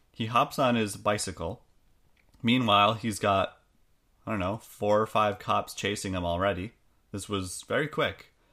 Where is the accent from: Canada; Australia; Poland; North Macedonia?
Canada; we're Canadian